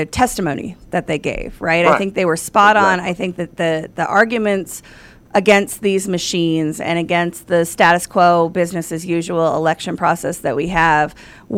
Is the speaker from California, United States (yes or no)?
no; Atlanta, Georgia, United States; now in Colorado, United States; Now, I live out in Colorado, but I grew up in Atlanta, Georgia